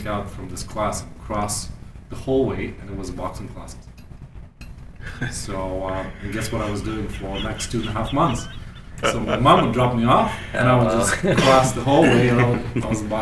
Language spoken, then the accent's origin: English; Germany; growing up in Germany with all the timelines and schedules